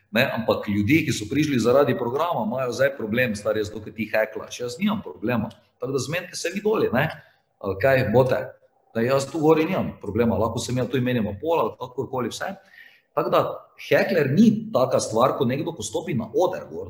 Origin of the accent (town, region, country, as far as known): Slovenia